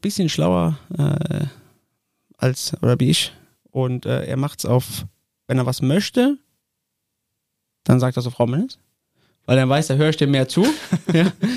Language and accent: German; Koblenz, Rhineland-Palatinate, Germany; Mein Vater ist ein Koblenzer Schengel, ich bin ein Koblenzer Schengel, mein Sohn ist ein Koblenzer Schengel.